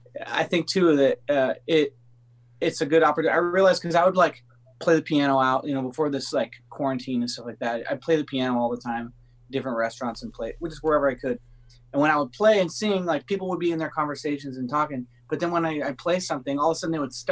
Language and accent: English; Los Angeles, California, United States; I grew up in California